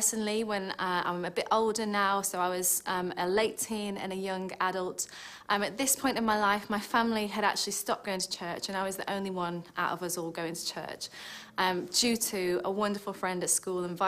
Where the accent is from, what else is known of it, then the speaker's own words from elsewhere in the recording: Stoke-on-Trent, West Midlands, United Kingdom; moved away; when I was growing up, we used to attend a lovely Church of England church in the town of Stoke, which, if you wondered about my accent, that's where I'm originally from.